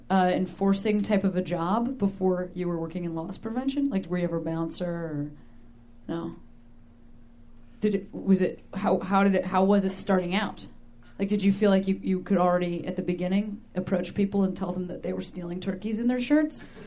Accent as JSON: {"language": "English", "region": "Illinois", "country": "United States", "also_born_or_lived": "Indiana", "said": "well, I moved out of Indiana 10 years ago, so 10 years. I don't know. That's just, I'm from Illinois, you know?"}